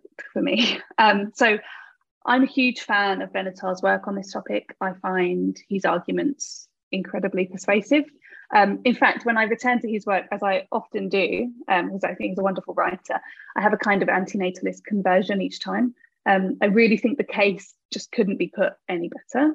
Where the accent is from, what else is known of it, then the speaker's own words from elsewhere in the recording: United Kingdom; I'm a British philosopher. I'm based at the University of Birmingham in the UK